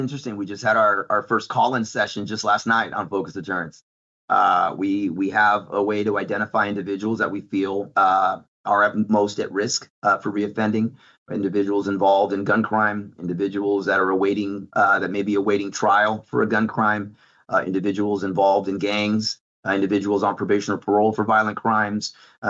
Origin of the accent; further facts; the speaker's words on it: California, United States; now in Dallas, United States; Listen, I come from California, and I've seen firsthand on that how that had some negative impacts on our businesses and on our community.